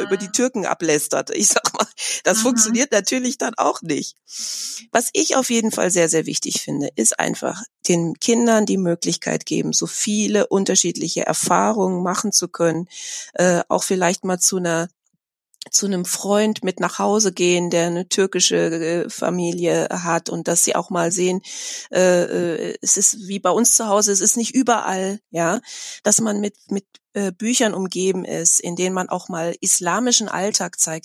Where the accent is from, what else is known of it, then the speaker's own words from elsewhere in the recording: Germany; ich bin in Deutschland seit meiner Geburt